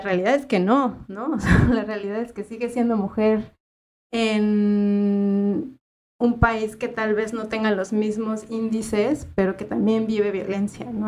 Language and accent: Spanish; Mexico; moved away as an adult; now in Uruguay; la misma realidad que se vive en mi país